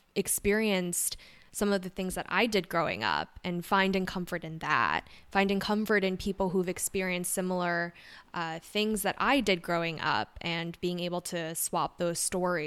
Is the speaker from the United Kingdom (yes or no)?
no; New York City, New York, United States; also born or lived in Seoul, South Korea; I was born in Seoul, South Korea. Immigrated to the States when I was 2 years old. So grew up in Forest Hills, New York